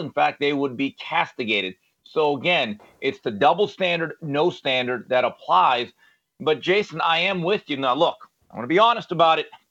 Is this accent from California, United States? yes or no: yes; Valencia, California, United States; as a young person growing up in Valencia, California